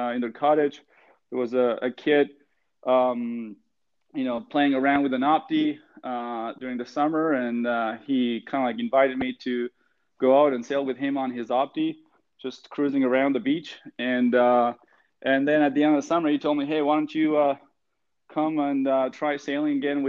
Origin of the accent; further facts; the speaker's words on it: Argentina; now in Halifax, Canada; so I grew up in Argentina in a, I would say a sailing family